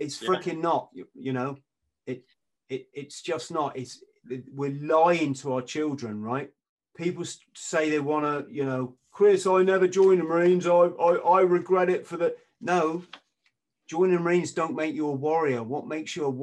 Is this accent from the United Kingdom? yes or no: yes; England, United Kingdom; I'm an Englishman.